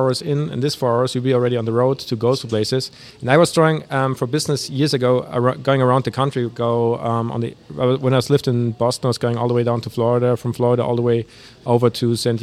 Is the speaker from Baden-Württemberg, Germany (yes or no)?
no; Munich, Bavaria, Germany; moved away; I grew up in Germany in Munich